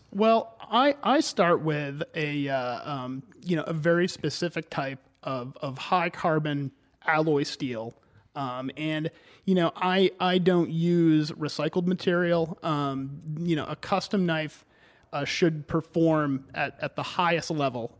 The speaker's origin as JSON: {"language": "English", "town": "Cumberland", "region": "Maine", "country": "United States", "tie": "born or raised there", "also_born_or_lived": "Hartford, Connecticut", "said": "I've been a Mainer ever since then. Uh, and I grew up in Cumberland."}